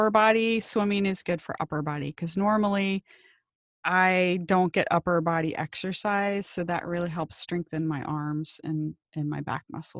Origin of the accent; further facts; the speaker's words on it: Ohio, United States; moved away as an adult; now in Maui, United States; I grew up in Ohio, and my friends and I would ride around our bikes on the summer and salivate over our neighbors with the pools